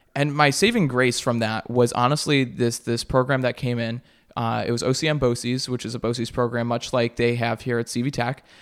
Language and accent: English; Syracuse, New York, United States; moved away as an adult; now in Plattsburgh, United States; I am from Syracuse, New York, originally